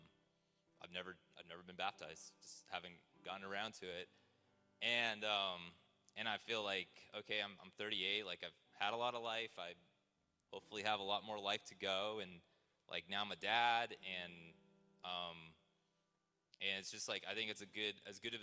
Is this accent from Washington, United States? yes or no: yes; Seattle, Washington, United States; also born or lived in China / Taiwan; I grew up mostly in the Seattle area